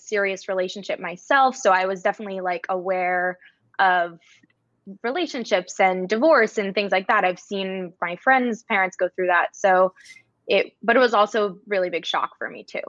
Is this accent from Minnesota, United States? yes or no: no; New Jersey, United States; now in Maine, United States; I'm currently a school psychologist in Maine and I'm originally from New Jersey.